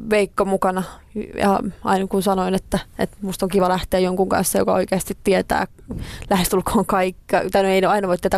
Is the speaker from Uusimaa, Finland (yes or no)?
yes; Espoo, Uusimaa, Finland; Sitten mä pari vuotta sitten muutin tonne Nuuksioon vielä enemmän metsään, mistä olen kotoisin